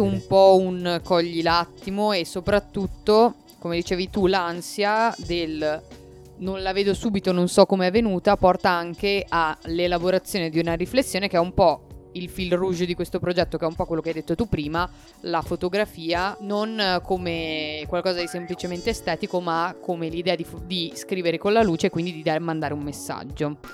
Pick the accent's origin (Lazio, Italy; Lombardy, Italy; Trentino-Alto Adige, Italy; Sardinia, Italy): Trentino-Alto Adige, Italy; Bolzano; noi che siamo di Bolzano